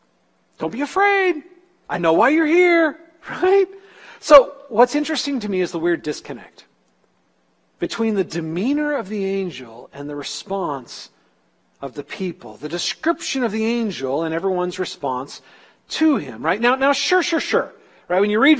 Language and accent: English; California, United States; moved away as an adult; My first winter in Iowa, I'm talking way back in the 80s after I moved from California and I went to college in Iowa, it was my first deep winter.